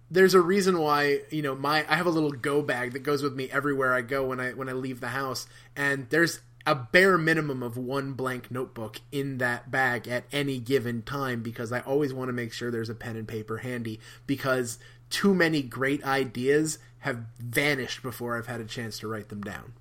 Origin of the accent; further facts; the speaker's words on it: New Jersey, United States; when I was a kid, there used to be a magazine called Weird New Jersey